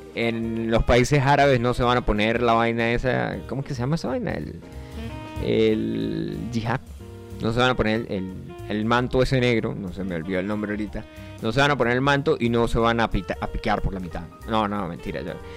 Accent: Colombia; moved away; Yo vivo en el Yaure, aquí no es Colombia, aunque yo soy colombiano

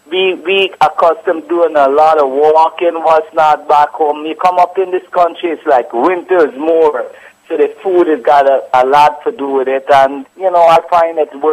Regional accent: Guyana; I'm a I'm from Guyana, right?

